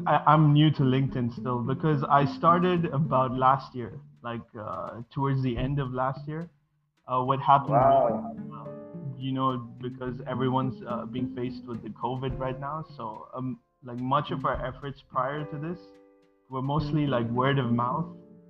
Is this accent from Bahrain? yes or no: yes; Bahrain; English is a second language; also born or lived in Sri Lanka; now in Malaysia; I'm originally from Sri Lanka, but I was born and raised in Bahrain, which is in the Middle East, and currently I'm located in Malaysia